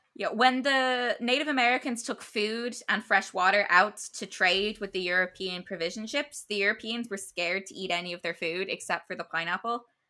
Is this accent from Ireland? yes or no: yes; Ireland; as an Irish person